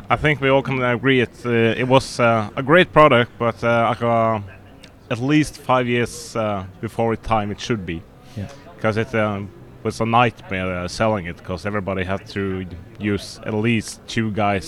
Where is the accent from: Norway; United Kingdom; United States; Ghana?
Norway; we are from Norway